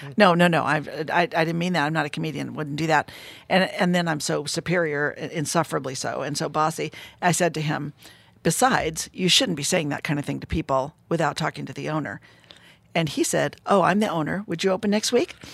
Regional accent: Fresno, California, United States; I'm from Fresno, California.

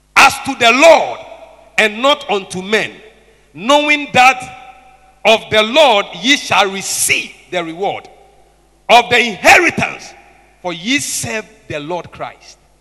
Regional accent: Tema, Greater Accra, Ghana; I grew up in Tema

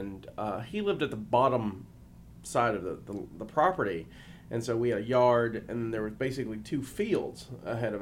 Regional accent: Perdido, Alabama, United States; moved away; where I grew up in Perdido, Alabama

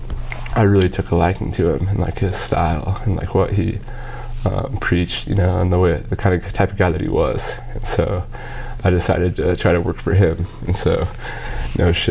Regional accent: Wyoming, United States; moved away; because I'm from Wyoming

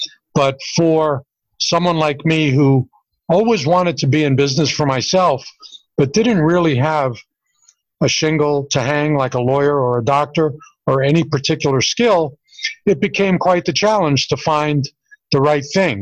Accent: New York City, New York, United States; moved away as an adult; also born or lived in California; now in Las Vegas, United States; I was born and raised in Brooklyn, New York

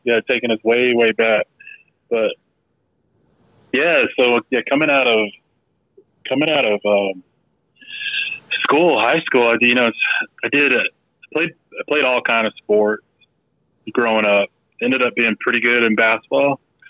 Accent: Germany; born there; But I was born in Germany, and I think when it's all said and done, I think my family ended up being in nine years there. So half my childhood, right, spent back and forth to Germany.

